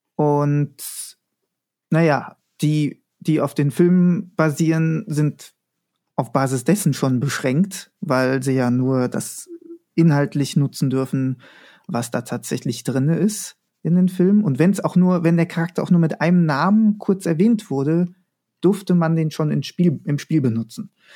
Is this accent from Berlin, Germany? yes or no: no; Frankfurt am Main, Hesse, Germany; bin gebürtig aus Frankfurt am Main